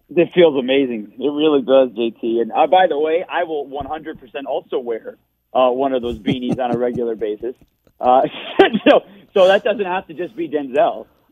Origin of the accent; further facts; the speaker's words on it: Detroit, Michigan, United States; moved away; I grew up in Michigan